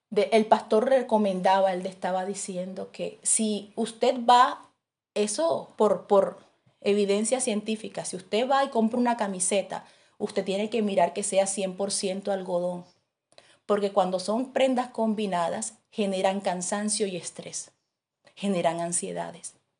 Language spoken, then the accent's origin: Spanish; Barranquilla, Atlántico, Colombia; moved away; yo soy de Barranquilla